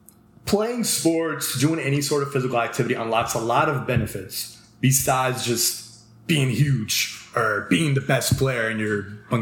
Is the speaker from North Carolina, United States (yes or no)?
no; Cherry Hill, New Jersey, United States; I'm from Cherry Hill too.